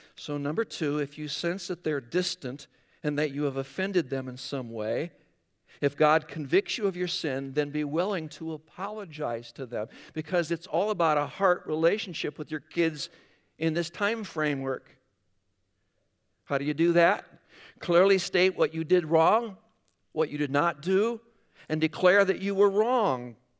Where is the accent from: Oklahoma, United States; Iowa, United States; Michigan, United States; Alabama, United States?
Iowa, United States; Northwest; moved away; I grew up in Northwest Iowa